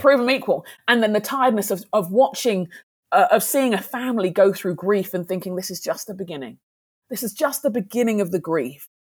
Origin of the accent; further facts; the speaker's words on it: United Kingdom; I'm a black Brit, I'm a Nigerian Brit